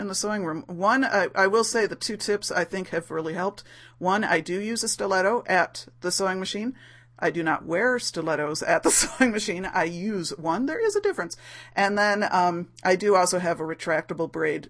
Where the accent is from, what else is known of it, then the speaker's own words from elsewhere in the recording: United States; as an American